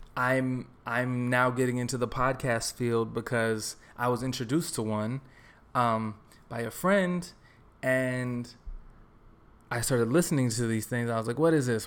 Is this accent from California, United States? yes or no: no; Texas, United States; moved away as an adult; also born or lived in New York; now in Los Angeles, United States; I grew up in Texas